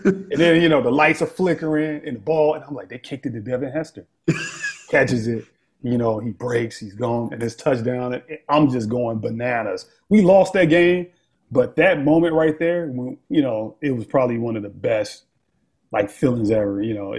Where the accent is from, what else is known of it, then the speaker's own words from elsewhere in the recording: Chicago, Illinois, United States; moved away as an adult; now in California, United States; I'm originally from Chicago, spent most of my life there until I joined the military. And, you know, my wife convinced me to come out to sunny California.